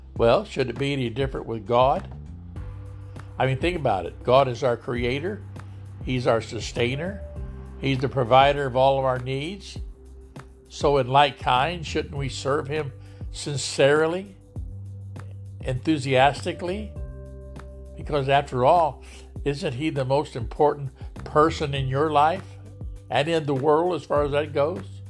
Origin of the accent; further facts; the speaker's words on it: Lodi, United States; here in my hometown of Lodi